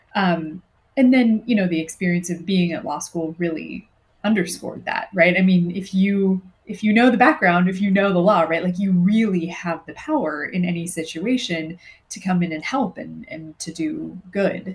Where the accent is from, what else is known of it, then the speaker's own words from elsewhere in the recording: Southern California, United States; moved away as an adult; I was also from Southern California and had hadn't really traveled that much